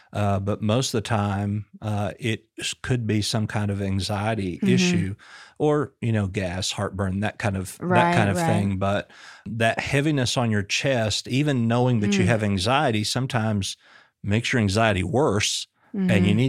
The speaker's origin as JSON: {"language": "English", "town": "Booneville", "region": "Arkansas", "country": "United States", "tie": "born or raised there", "said": "We grew up in Boonville, small town America, about 2.5 hours from here."}